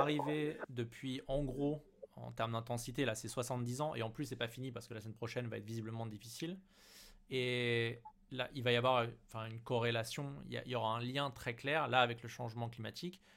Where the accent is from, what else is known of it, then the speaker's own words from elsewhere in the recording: Paris, Île-de-France, France; en tant que parisien